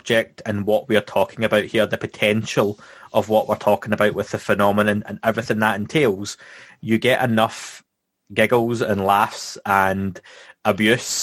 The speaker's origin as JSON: {"language": "English", "region": "Scotland", "country": "United Kingdom", "said": "my background and where I'm from Scotland"}